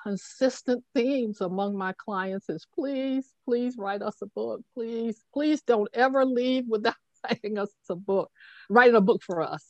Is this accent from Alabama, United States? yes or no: yes; Tuscaloosa, Alabama, United States; growing up in Tuscaloosa, Alabama